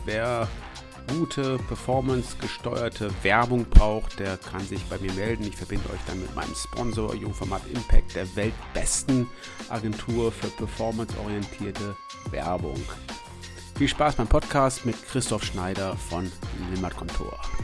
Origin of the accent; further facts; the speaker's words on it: West Germany, Germany; ich bin ja Wessi